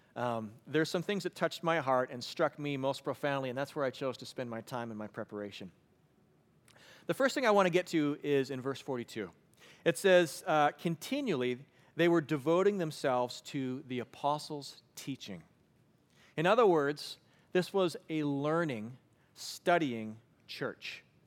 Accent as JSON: {"language": "English", "region": "Western Canada", "country": "Canada", "tie": "born or raised there", "said": "I grew up in Western Canada"}